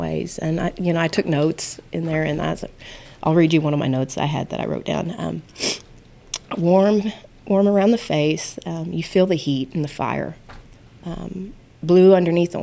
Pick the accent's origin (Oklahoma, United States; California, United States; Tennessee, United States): Oklahoma, United States; Oklahoma City; now in Sayre, United States; I was a city girl. I grew up in Oklahoma City.